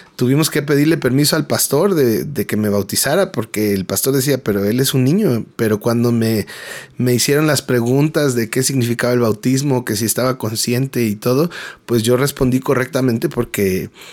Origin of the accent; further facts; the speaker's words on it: Mexico City, Mexico; soy mexicano, nacido en la Ciudad de México